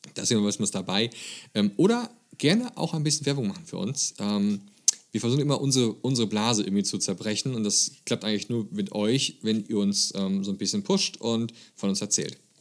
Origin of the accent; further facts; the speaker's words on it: Germany; bei uns in Grünheide in Deutschland